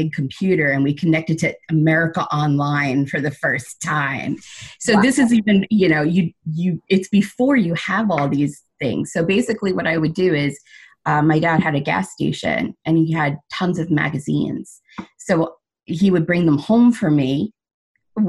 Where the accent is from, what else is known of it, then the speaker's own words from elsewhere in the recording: Seaford, New York, United States; I was actually born and raised in Sable